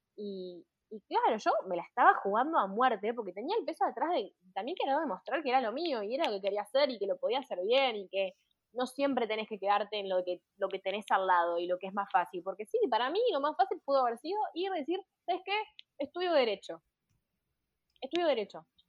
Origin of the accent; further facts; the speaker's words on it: Uruguay; moved away as an adult; now in Pamplona, Spain; soy la única uruguaya